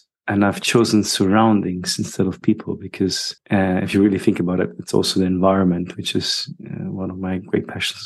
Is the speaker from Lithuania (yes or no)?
no; Germany; moved away as an adult; also born or lived in England / Dubai / Sydney, Australia / Greece; now in Madeira, Portugal; I was born in Germany. And when people ask me where you're from, I still don't know where I'm from. I usually say my passport is Italian. And then I grew up in Germany.